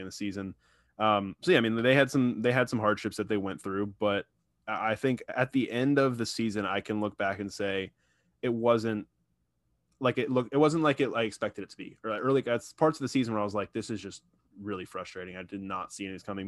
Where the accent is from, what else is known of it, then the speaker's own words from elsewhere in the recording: Tampa, Florida, United States; moved away as an adult; also born or lived in Orlando; I am moving back from Orlando, back to Tampa. It's my hometown